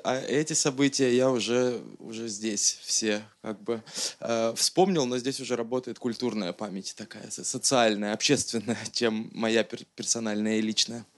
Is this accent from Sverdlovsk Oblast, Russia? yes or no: yes; Nizhny Tagil, Sverdlovsk Oblast, Russia; Я тоже из Нижнего Тагила